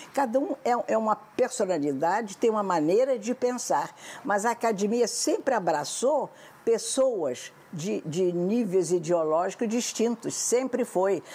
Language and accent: Portuguese; Brazil